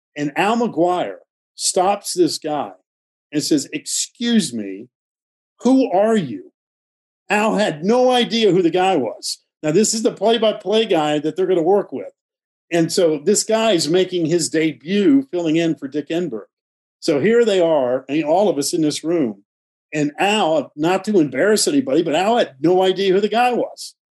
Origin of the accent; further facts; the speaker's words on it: Winston-Salem, North Carolina, United States; i grew up in winston-salem